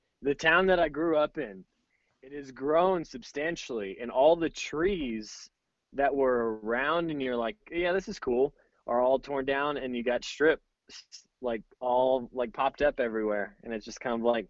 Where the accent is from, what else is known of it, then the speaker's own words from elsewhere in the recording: Houston, Texas, United States; now in Colorado, United States; I'm originally from Houston.